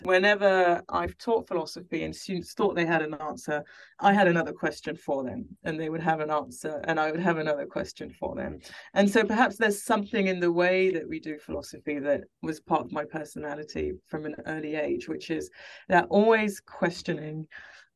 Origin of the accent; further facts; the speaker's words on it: France; I have older sisters, and we grew up in France.